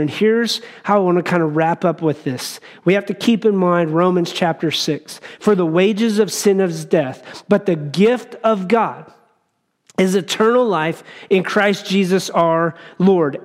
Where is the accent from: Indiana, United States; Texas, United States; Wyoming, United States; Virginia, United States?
Wyoming, United States; as I grew up in Wyoming